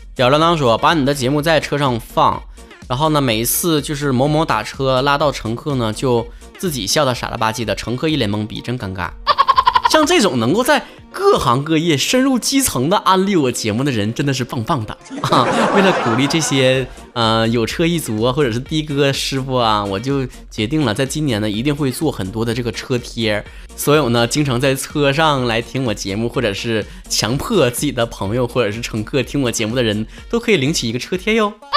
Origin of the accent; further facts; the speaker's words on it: Northeast China, China; accent: Dongbei (Northeastern) accent; 学我这个东北大茶这味儿